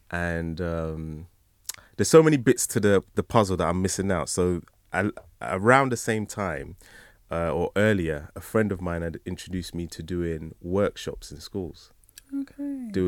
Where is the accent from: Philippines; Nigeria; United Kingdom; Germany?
Nigeria; If I didn't know he was Nigerian, there must be people that don't know I'm Nigerian.